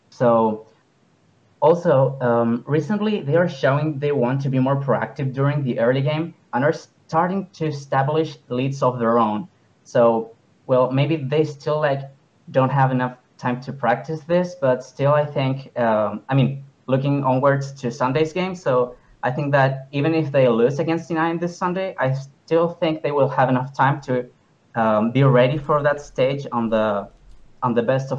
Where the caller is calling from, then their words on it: Viña del Mar, Valparaíso, Chile; I am calling from Viña del Mar, from the country of Chile, to be more specific.